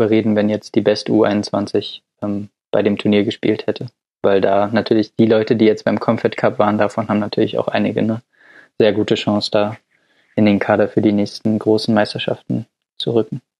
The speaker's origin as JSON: {"language": "German", "town": "Dortmund", "region": "North Rhine-Westphalia", "country": "Germany", "said": "Den Namen wollte ich als Dortmunder jetzt nicht nennen, um nicht zu parteiisch zu wirken"}